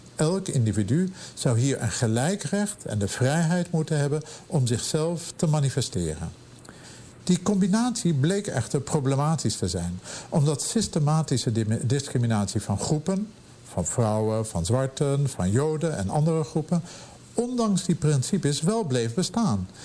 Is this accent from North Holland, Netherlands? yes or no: yes; Amsterdam, North Holland, Netherlands; moved away as an adult; now in Pittsburgh, United States; bij ons in Amsterdam of Europa